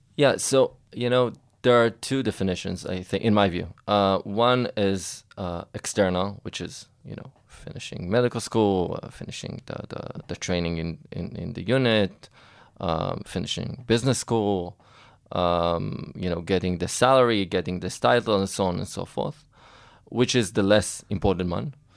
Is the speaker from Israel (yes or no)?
yes; Israel; I grew up actually not far from here, in Atzeria, uh, by the beach